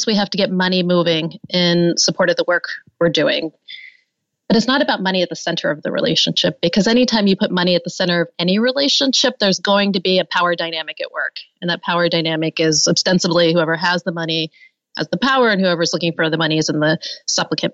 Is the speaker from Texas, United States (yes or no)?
no; Pittsburgh, Pennsylvania, United States; I grew up in Pittsburgh and had really never been out of Pittsburgh except maybe one time